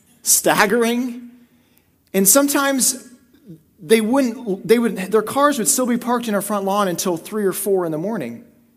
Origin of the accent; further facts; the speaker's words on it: Madison, Wisconsin, United States; I grew up two blocks away from Camp Randall Stadium, the home of the Wisconsin Badgers.